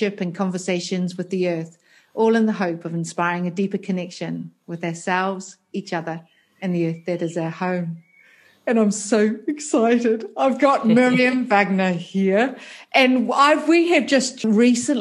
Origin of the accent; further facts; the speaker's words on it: New Zealand; accent: New Zealand; that New Zealand accent